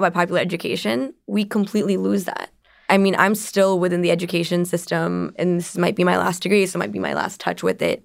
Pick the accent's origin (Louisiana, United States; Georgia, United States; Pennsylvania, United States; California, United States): California, United States; San Jose; I'm from Silicon Valley. I'm a San Jose native from before it was called Silicon Valley